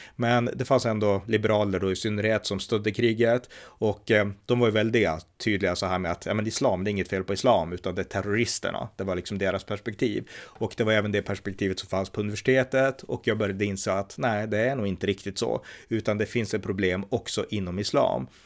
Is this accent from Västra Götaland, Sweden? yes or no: no; Örnsköldsvik, Västernorrland County, Sweden; Jag är född 1979, uppväxt i Örnsköldsvik